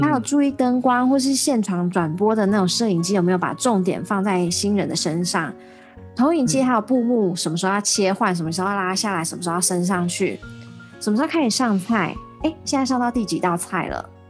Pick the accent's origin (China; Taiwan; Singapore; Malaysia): Taiwan; 我们台湾人